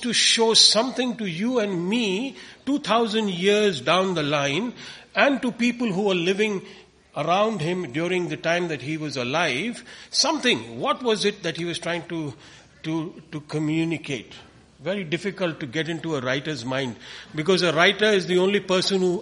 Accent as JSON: {"language": "English", "town": "Coimbatore", "region": "Tamil Nadu", "country": "India", "said": "we come from India, a place called Coimbatore, which is in southern India"}